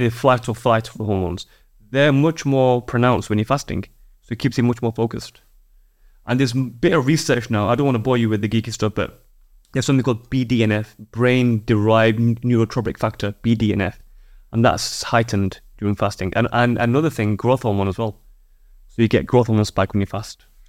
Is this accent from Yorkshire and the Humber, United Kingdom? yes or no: yes; Yorkshire and the Humber, United Kingdom; I'm a Yorkshireman